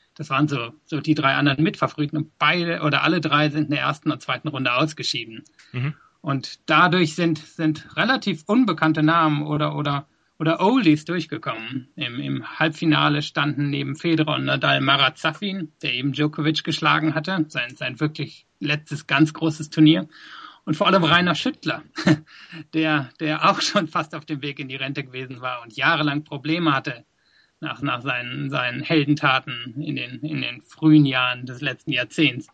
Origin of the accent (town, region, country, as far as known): West Germany, Germany; born or raised there; moved away as an adult; also born or lived in South Africa; now in London, United Kingdom